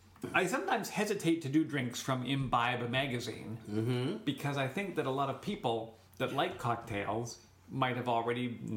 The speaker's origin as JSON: {"language": "English", "country": "Canada", "said": "I'm Canadian."}